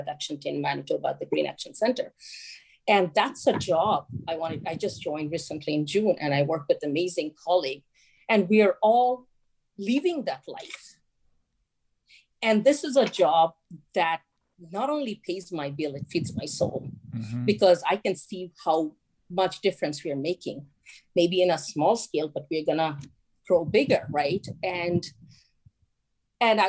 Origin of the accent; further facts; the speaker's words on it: Chittagong, Chittagong Division, Bangladesh; moved away; as a young child, like growing up in Chittagong, I saw Chittagong was is a small town